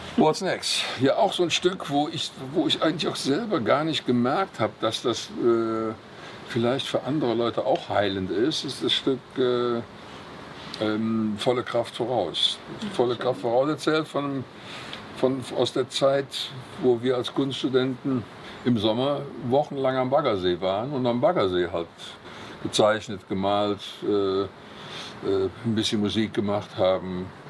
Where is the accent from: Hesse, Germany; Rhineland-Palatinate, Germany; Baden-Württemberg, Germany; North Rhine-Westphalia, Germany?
North Rhine-Westphalia, Germany; Cologne; am Severinsklösterchen, wo ich geboren bin oder da, wo ich aufgewachsen bin